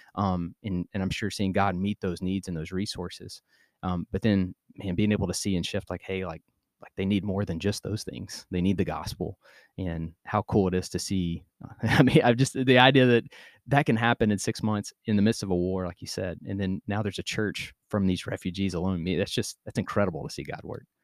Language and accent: English; United States; I'm American